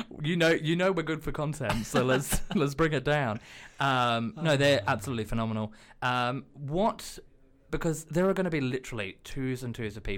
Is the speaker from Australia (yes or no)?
yes; Australia; now in United Kingdom; I'm an Australian